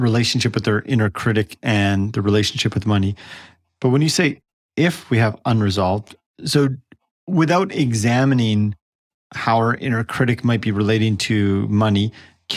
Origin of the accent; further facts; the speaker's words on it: Canada; I'm Canadian